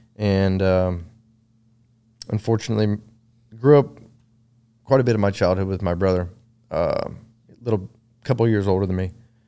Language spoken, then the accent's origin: English; Round Rock, Texas, United States; Round Rock. Grew up in Round Rock, Texas.